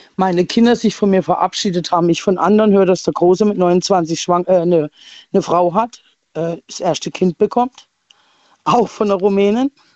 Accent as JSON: {"language": "German", "town": "Leipzig", "region": "Saxony", "country": "Germany", "tie": "born or raised there", "moved": "yes", "lives_now": "Rastatt, Germany", "said": "als Halbkasarin in Leipzig geboren"}